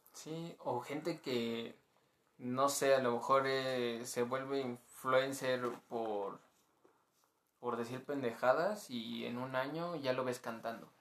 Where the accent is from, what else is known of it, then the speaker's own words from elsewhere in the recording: Mexico; como buen mexicano